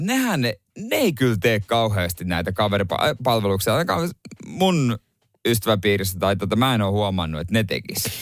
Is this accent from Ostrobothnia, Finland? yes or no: yes; Ostrobothnia, Finland; siellä on paljon tätä niin tota, hyvinkin uskovaista sakkia siellä meillä päin